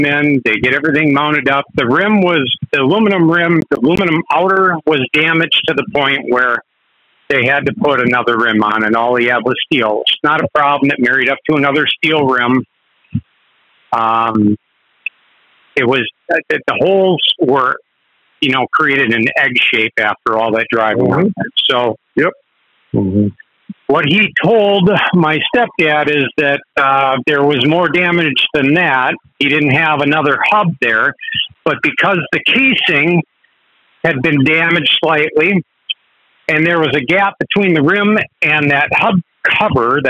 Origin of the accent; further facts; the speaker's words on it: Wisconsin, United States; I'm from Wisconsin